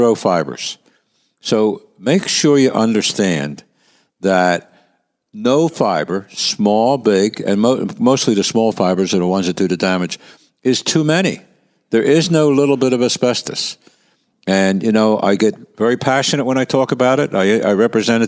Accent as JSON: {"language": "English", "town": "Philadelphia", "region": "Pennsylvania", "country": "United States", "tie": "born or raised there", "said": "I grew up in Kensington"}